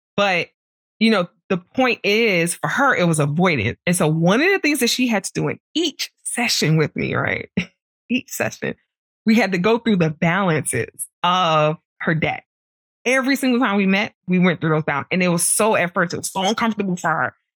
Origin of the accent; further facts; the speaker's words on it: New York City, New York, United States; I grew up in Brooklyn